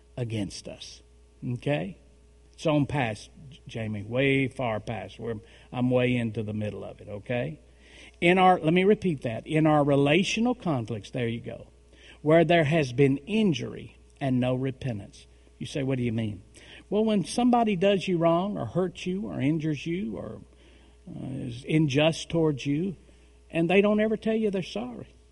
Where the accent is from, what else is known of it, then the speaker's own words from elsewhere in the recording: Tennessee, United States; in Tennessee, we marry them young.